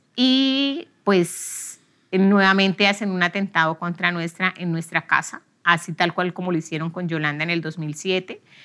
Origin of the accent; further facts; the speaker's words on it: Barrancabermeja, Santander, Colombia; soy oriunda de Barranca Bermeja